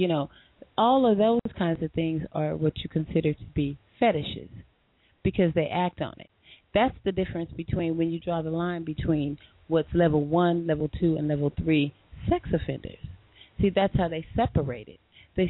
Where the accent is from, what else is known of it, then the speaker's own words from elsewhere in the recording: Bridgeport, Connecticut, United States; Well, I'm from Connecticut, Bridgeport, representing here.